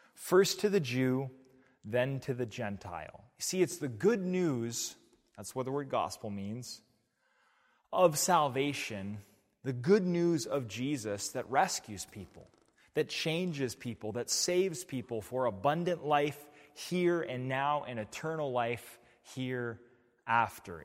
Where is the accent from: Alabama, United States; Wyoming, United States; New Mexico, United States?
New Mexico, United States; now in Portland, United States; I come from New Mexico. I come from a city that gets one point three six inches of rainfall each winter.